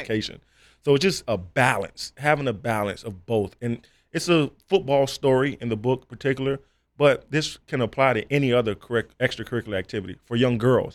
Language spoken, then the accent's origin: English; South Florida, United States; growing up in South Florida